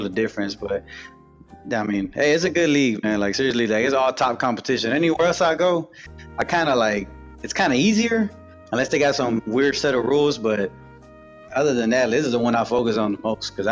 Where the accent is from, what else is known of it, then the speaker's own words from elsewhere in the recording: Texas, United States; I'm a Texan